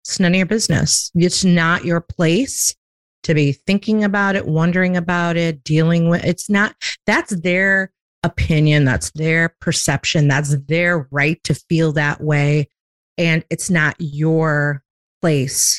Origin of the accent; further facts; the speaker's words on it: Chicago, Illinois, United States; now in Myrtle Beach, United States; I'm from a big city. I'm from Chicago, and I relocated to a small town in the South.